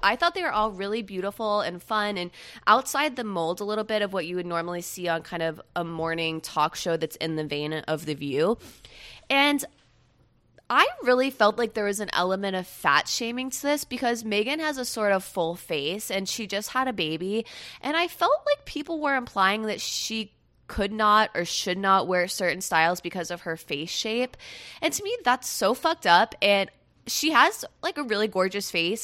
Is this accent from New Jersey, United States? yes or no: no; Melbourne, Florida, United States; also born or lived in Jacksonville, Florida / Jacksonville Beach, Florida; now in West Palm Beach, United States; I'm originally from the East Coast of Central Florida, and now I live on the East Coast of South Florida. I was born in Jacksonville